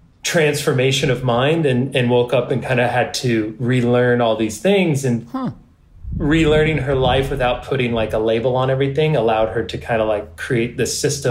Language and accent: English; California, United States; I grew up in California